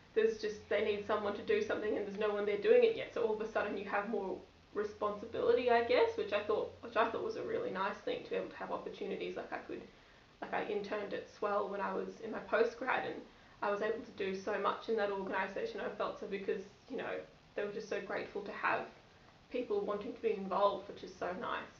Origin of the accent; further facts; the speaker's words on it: Gold Coast, Queensland, Australia; also born or lived in Brisbane; growing up on the Gold Coast